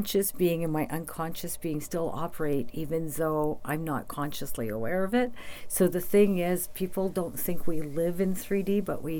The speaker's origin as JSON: {"language": "English", "town": "Sudbury", "region": "Ontario", "country": "Canada", "tie": "born or raised there", "said": "my hometown's always made me feel on top of the world"}